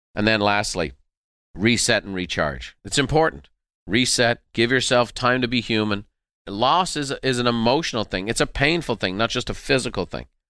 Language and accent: English; Ireland; moved away as an adult; now in United States; when we were growing up in Ireland